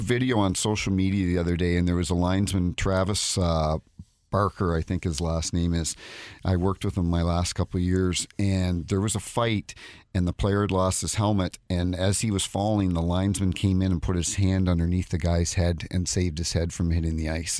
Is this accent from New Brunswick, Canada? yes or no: yes; New Brunswick, Canada; moved away as an adult; also born or lived in Saint Louis; now in St. Louis, United States; I grew up in New Brunswick on the East Coast, New Brunswick, Nova Scotia